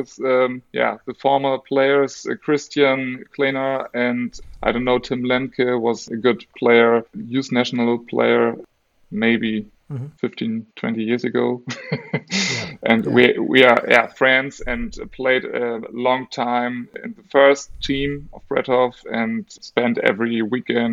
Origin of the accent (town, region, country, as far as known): Germany; English is a second language